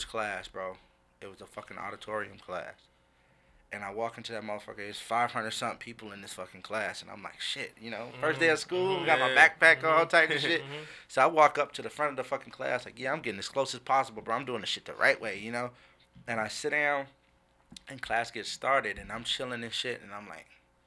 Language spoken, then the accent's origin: English; Compton, California, United States; moved away; also born or lived in White Center, Washington; I grew up in Compton. In the, you know, L.A. area, moved to White Center, the Seattle area